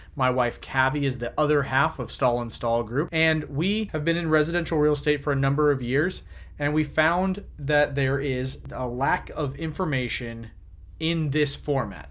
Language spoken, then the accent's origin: English; Jacksonville, Florida, United States; I was born and raised here in Jacksonville